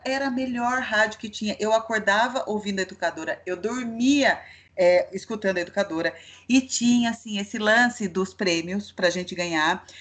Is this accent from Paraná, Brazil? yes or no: no; Itatiba, São Paulo, Brazil; moved away as an adult; eu sou do interior, eu nasci em Itatiba